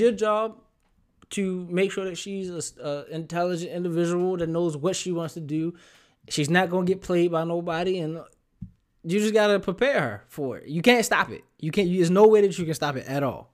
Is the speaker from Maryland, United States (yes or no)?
yes; Baltimore, Maryland, United States; I'ma talk to you like a kid out of Baltimore